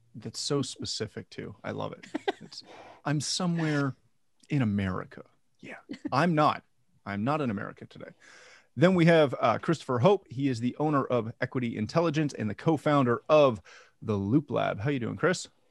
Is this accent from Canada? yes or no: yes; Canada; I'm Canadian.